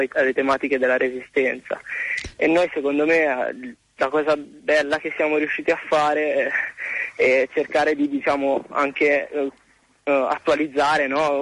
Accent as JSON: {"language": "Italian", "town": "Massa", "region": "Tuscany", "country": "Italy", "said": "io sono di Massa"}